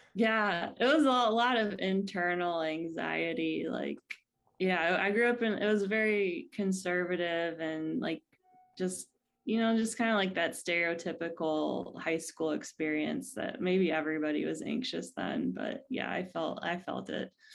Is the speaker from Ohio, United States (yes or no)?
yes; Ohio, United States; also born or lived in California; now in San Diego, United States; I grew up in, uh, the Midwest in Ohio